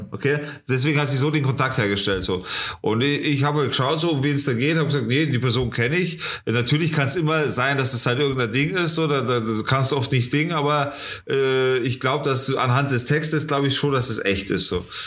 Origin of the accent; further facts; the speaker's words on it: Germany; also born or lived in Munich; bei uns in Deutschland